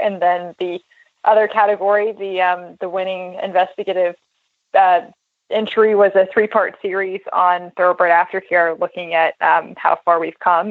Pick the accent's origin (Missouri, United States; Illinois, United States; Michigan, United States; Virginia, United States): Virginia, United States; Central; I grew up in Central Virginia